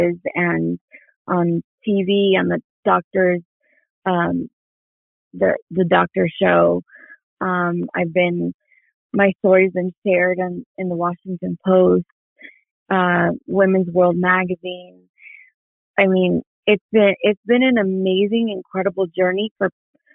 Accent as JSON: {"language": "English", "country": "Mexico", "also_born_or_lived": "New York", "moved": "yes", "said": "I'm Mexican"}